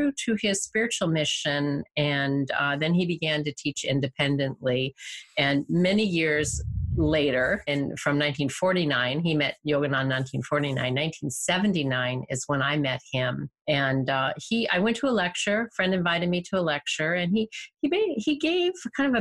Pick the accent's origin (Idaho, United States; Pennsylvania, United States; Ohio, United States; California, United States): California, United States; Bay Area; I'm a native Californian. I was raised in the Bay Area.